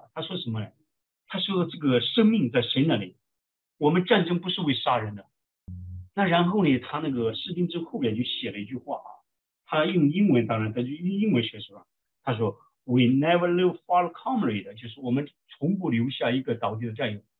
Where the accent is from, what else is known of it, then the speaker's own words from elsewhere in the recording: China; now in United States; 像我从国内来的。